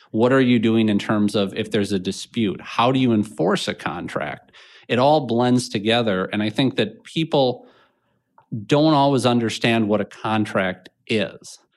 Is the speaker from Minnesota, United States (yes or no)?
yes; Minnetonka, Minnesota, United States; I grew up on, uh, kind of the east side of Minnetonka